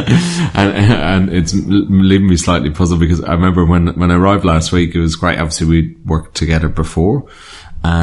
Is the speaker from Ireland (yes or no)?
yes; Ireland; I grew up in Ireland. So, I liked growing up in Ireland